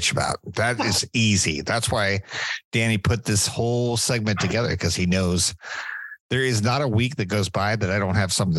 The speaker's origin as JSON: {"language": "English", "country": "United States", "said": "I'm American."}